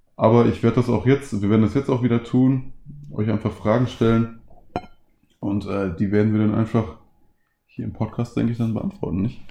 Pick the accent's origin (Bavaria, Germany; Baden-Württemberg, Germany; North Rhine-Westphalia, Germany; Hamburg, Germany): North Rhine-Westphalia, Germany; Ruhr area; moved away; ich komme ungesprünglich aus dem Ruhrgebiet